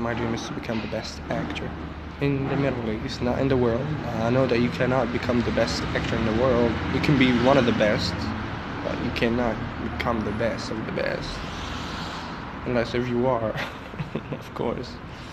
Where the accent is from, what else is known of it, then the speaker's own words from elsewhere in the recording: Morocco; I'm 21 years old and from Morocco